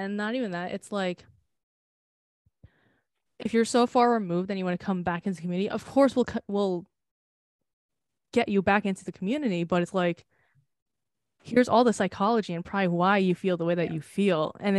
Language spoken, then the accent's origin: English; United States; And like, it's annoying because I am American